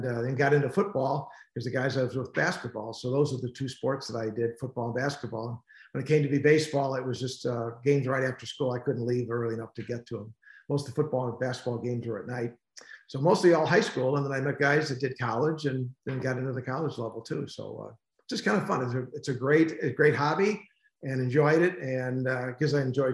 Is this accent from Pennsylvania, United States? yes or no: no; Western Springs, Illinois, United States; also born or lived in Indiana; We moved to Western Springs, Western suburbs